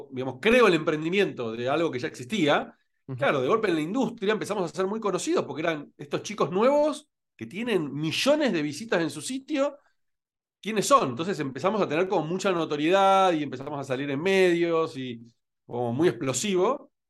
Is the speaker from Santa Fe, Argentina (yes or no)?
yes; Rosario, Santa Fe, Argentina; moved away as an adult; also born or lived in Buenos Aires, Argentina; now in Spain; yo nací en Rosario en realidad y después fui a, Buenos Aires, o que son los dos lugares donde viví en mi vida, Rosario y Buenos Aires, nada más.